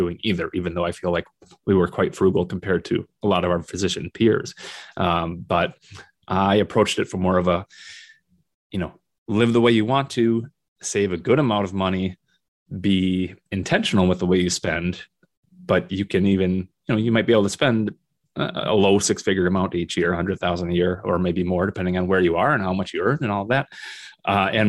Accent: Minnesota, United States; also born or lived in South Dakota; now in Northern Michigan, United States; Minnesota, which is my home state

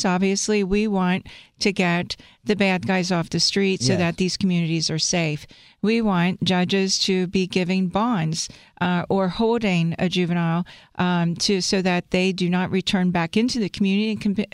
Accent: Cincinnati, Ohio, United States; I'm a hometown girl. I grew up in Mount Airy.

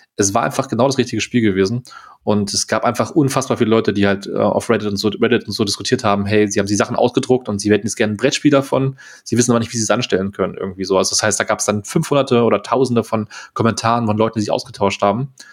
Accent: Germany; als Deutscher

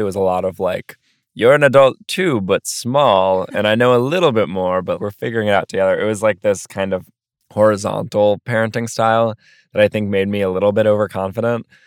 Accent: New York City, New York, United States; also born or lived in Philadelphia; growing up in Brooklyn

